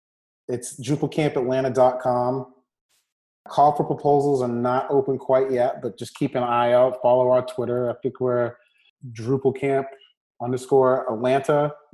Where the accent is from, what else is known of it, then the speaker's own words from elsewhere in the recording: Bangor, Maine, United States; I'm originally from Bangor, Maine. So I grew up in the whitest state in the country, believe it or not.